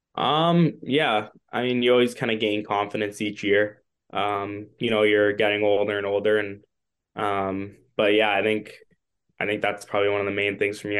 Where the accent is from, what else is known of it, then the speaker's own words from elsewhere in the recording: Toronto, Ontario, Canada; growing up in Toronto